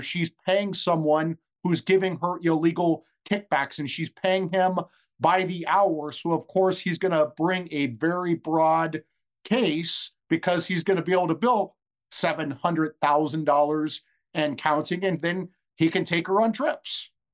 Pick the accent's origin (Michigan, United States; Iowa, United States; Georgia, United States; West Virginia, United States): Iowa, United States; I was raised in Iowa